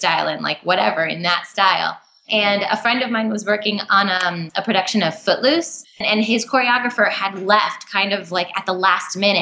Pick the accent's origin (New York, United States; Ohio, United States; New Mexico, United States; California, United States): New York, United States; Born and raised in New York, an hour north of the city